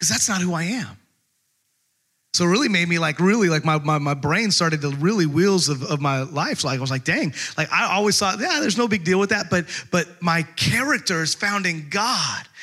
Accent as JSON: {"language": "English", "region": "Texas", "country": "United States", "tie": "born or raised there", "said": "growing up in Texas, we had you could call it a ranch"}